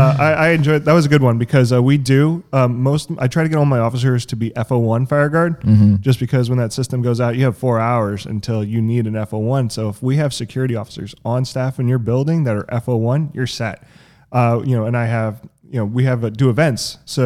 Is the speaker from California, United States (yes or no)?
yes; Roseville, California, United States; I mean, I'm originally from Sacramento, California, a small town, Roseville.